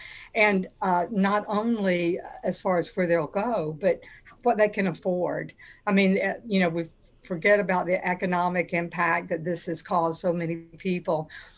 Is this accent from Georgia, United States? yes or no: yes; Atlanta, Georgia, United States; now in Tybee Island, United States; So our thoughts are always with my hometown, Atlanta.